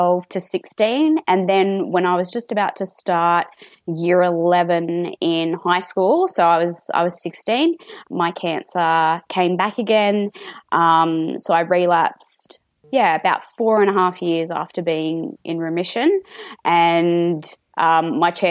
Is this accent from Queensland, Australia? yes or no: no; Sydney, New South Wales, Australia; I'm in Sydney, and more specifically, I am from the Sutherland Shire, born and bred.